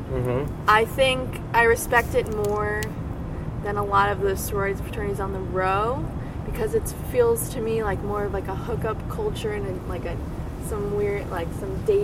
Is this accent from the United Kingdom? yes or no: no; New York, United States; growing up in New York.